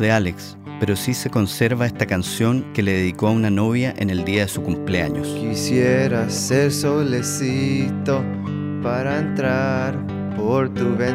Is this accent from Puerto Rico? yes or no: no; Chile; now in San Francisco, United States; Yo llegué a vivir ahí hace 25 años, cuando emigré de Chile a Estados Unidos con el sueño de estudiar cine.